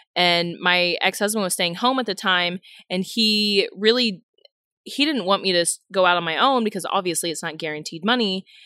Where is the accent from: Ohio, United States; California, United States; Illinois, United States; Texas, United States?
Texas, United States; Houston; moved away as an adult; also born or lived in Kentucky; I'm born and raised in Houston